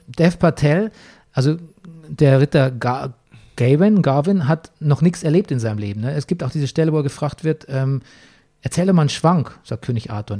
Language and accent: German; Germany; bei uns in meinem Heimatort Grafen Grafentrauch